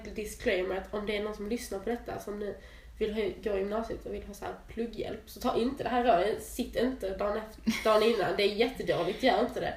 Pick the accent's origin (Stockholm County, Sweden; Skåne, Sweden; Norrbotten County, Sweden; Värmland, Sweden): Skåne, Sweden; Jag är ju helskåning